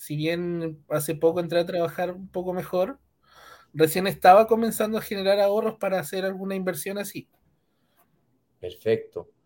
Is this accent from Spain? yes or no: no; Punta Arenas, Magallanes, Chile; Bueno, eh … tengo 26 años, eh, soy de Punta Arenas, soy ingeniero en informática